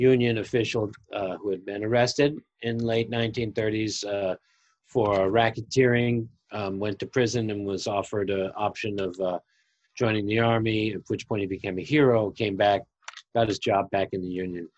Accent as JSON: {"language": "English", "town": "Brookline", "region": "Massachusetts", "country": "United States", "tie": "born or raised there", "also_born_or_lived": "Amsterdam", "moved": "yes", "lives_now": "New York, United States", "said": "I grew up in Brookline, Massachusetts. I moved to New York."}